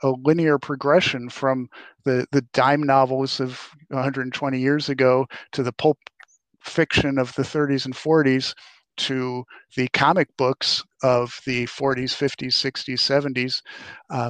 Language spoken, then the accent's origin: English; Rochester, New York, United States; now in Minnesota, United States; I'm originally from Rochester, New York, where I grew up